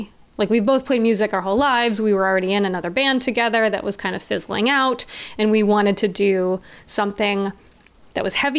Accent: the South, United States; I've moved around a lot growing up, and I feel like I was raised in the South though.

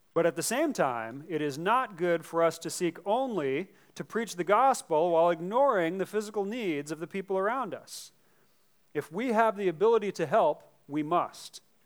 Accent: United States; As American Christians

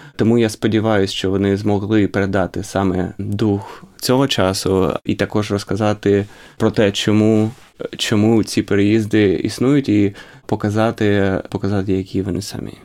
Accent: Ukraine; moved away; коли я ріс в Україні

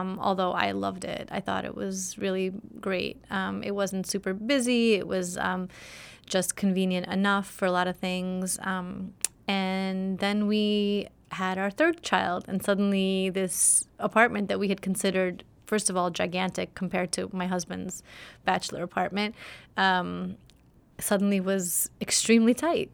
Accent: New York City, New York, United States; also born or lived in Soviet Union; I grew up in Flatbush, Brooklyn

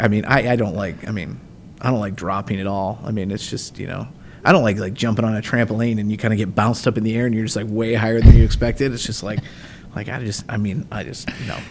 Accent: South Bend, Indiana, United States; I grew up outside of the South Bend area, and then uh, my family and I moved to Northwest Indiana right before high school

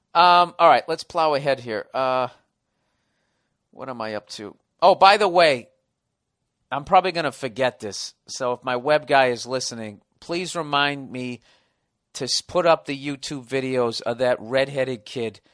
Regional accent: Boston, Massachusetts, United States; accent: Boston; My Boston accent

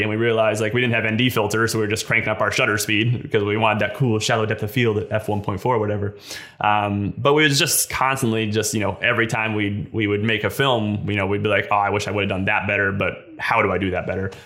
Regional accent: West Virginia, United States; I'm from West Virginia. I grew, I moved here when I was five

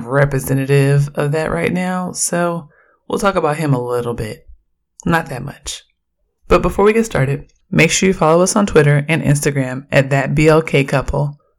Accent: Oakland, California, United States; I'm from Oakland, and I'm a queer, Black feminist scholar.

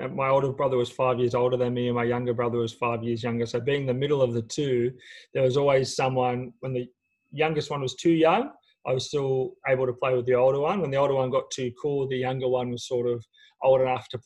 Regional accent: Sydney, New South Wales, Australia; Grew up in St. Clair, went to school there at Banks Public School, but what I would imagine is a pretty generic upbringing for someone from Western Sydney

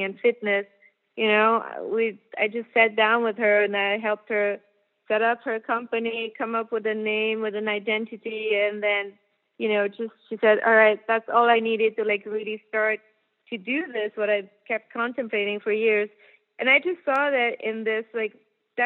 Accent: Germany; moved away; I'm from Germany originally

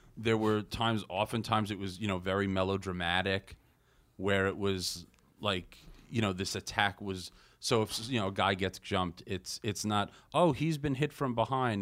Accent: Long Island, New York, United States; growing up on Long Island

